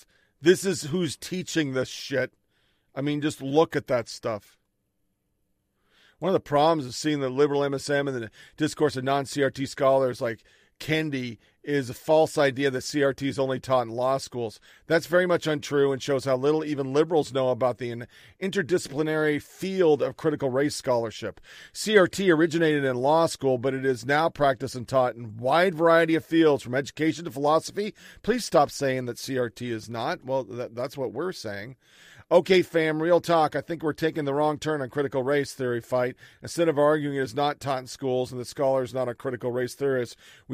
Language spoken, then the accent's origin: English; San Diego, California, United States; I grew up in South Bay, San Diego, and I identify as Mexican, Chicanx, cisgender woman